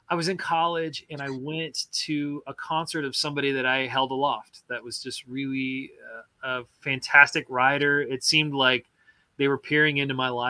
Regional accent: Midwest, United States; I grew up in Middle America where we you know held held aloft.

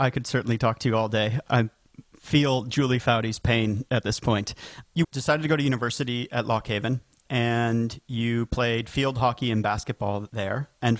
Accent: Erie, Pennsylvania, United States; I grew up in Erie, Pennsylvania.

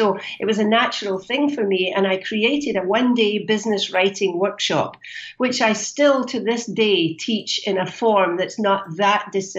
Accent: Scotland, United Kingdom; accent: Scottish; moved away as an adult; also born or lived in Canada; now in Buenos Aires, Argentina; It's a Scottish accent, but I actually don't live in Scotland either. I've born and raised in Scotland, but I moved to Canada when I was a young woman for a year and then met my future husband and stayed there. And I've been in Canada for more years than I care to admit.

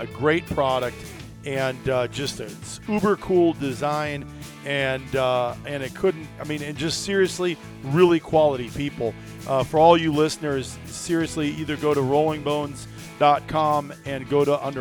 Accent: Iowa, United States; as kids growing up in Iowa

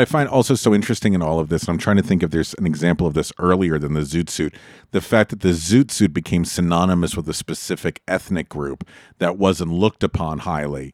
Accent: California, United States; we grew up in California

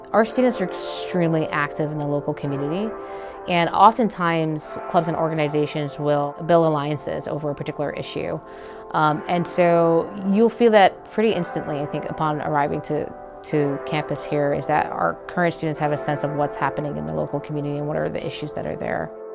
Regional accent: Jamaica; moved away as an adult; now in United States; I was a first gen international student I grew up in Jamaica, a lesser developed country, very beautiful country, and very grateful for my upbringing

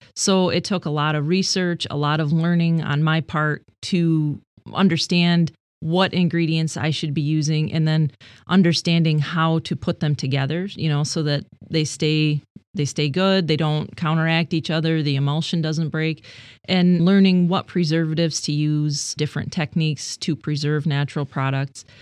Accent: Sebring, Michigan, United States; I grew up in Sebring, like a half a mile away from where I currently live. My family has been there for generations.

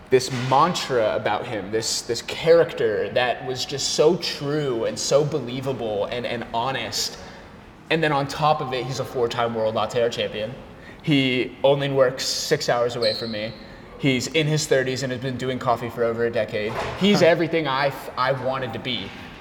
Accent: Arizona, United States; born or raised there; now in Washington, PA, United States

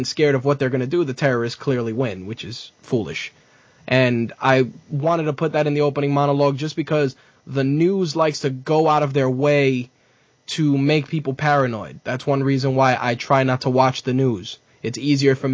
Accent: New York City, New York, United States; as a New Yorker

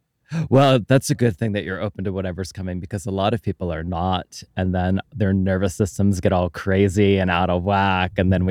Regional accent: Pottstown, Pennsylvania, United States; I think it was at our local newspaper where I grew up in Pottstown, Pennsylvania.

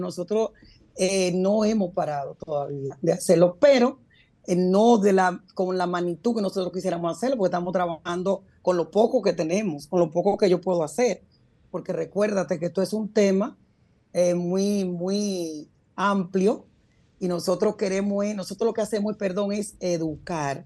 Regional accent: Puerto Rico; moved away as an adult; also born or lived in Dominican Republic / New York; now in United States; Yo salí muy niña de, mi país hacia Puerto Rico, me crié en Puerto Rico

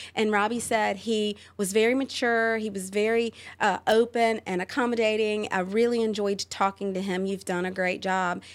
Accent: Roanoke Rapids, North Carolina, United States; also born or lived in Charlotte, North Carolina / Raleigh, North Carolina; I grew up in and I call my, uh, my hometown Roanoke Rapids

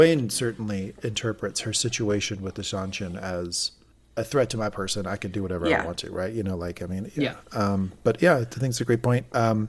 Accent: the South, United States; I grew up in the South.

